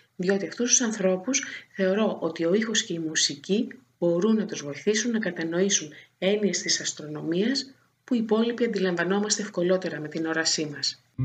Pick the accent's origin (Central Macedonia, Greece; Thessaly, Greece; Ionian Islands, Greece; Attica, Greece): Ionian Islands, Greece; Corfu; also born or lived in Thessaloniki; now in Athens, Greece; το περιβάλλον που μεγάλωσα στην Κέρκυρα